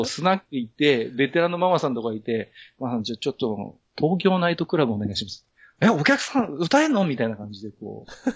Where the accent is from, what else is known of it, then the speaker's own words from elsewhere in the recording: Tohoku, Japan; moved away as an adult; also born or lived in Tokyo; 東京に10年以上住んでましたけど、あの、あのね、東北出身